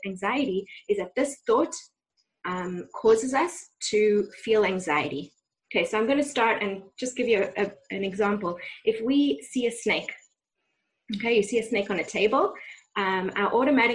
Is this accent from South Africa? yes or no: yes; South Africa; now in Ra'anana, Israel; growing up in South Africa